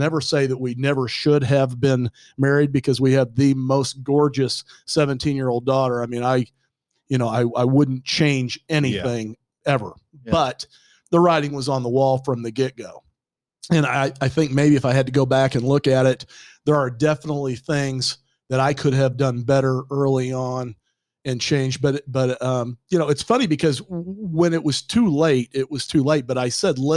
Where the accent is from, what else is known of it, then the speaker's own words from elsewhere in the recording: Kansas City, Missouri, United States; also born or lived in Dallas, Texas; we moved to Kansas City, back here to my hometown